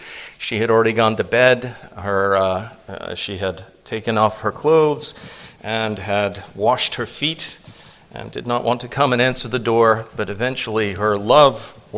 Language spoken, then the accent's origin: English; Louisiana, United States; Are you from a foreign country? You sound like you're from a foreign country. I'm from Louisiana. That must be it. You sound French.